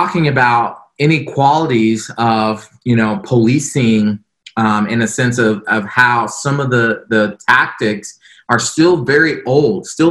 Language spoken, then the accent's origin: English; Florida, United States; the small community I grew up in Florida